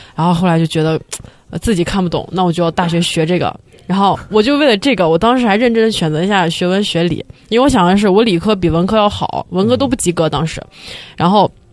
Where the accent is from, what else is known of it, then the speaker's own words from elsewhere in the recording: China; moved away; 我们是在中国学两年